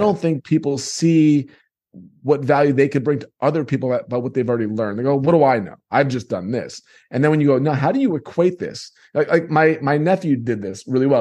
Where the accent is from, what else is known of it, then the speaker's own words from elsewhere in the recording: New York, United States; moved away; I come from New York